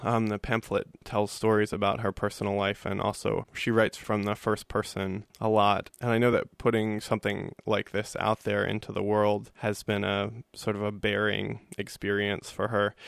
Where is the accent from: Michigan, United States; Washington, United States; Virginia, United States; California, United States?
Virginia, United States; Richmond; I grew up in Richmond, Virginia, in Baltimore Yearly Meeting